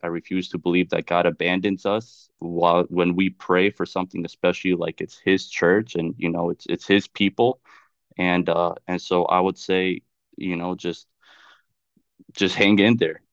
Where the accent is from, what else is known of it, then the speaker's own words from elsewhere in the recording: Charlotte, North Carolina, United States; moved away as an adult; also born or lived in Chicago / Washington; now in Florida, United States; I was born in Chicago, but I can say I was raised, grew up in, and, uh, and raised in North Carolina, in Charlotte